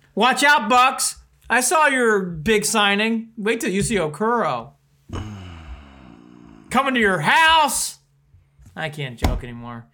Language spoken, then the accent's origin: English; Columbus, Ohio, United States; moved away as an adult; also born or lived in North Olmsted, Ohio / Toledo, Ohio; now in Cheshire, Connecticut, United States; I was born in North Olmsted. I moved my latter years in Columbus, Ohio. So I did my high school years